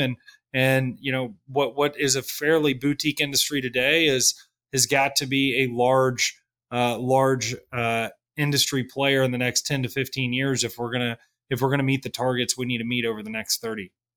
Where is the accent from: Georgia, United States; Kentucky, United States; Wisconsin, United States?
Kentucky, United States; moved away as an adult; also born or lived in New York City / Washington, D.C.; I grew up in Kentucky